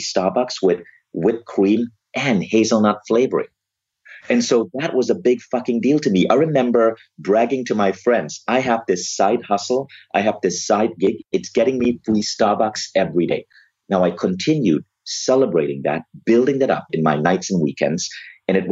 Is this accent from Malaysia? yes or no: yes; Malaysia; moved away as an adult; also born or lived in Ann Arbor, Michigan, United States / New York, United States; now in Kuala Lumpur, Malaysia; I was born in Malaysia, which is a country with a 50% Muslim population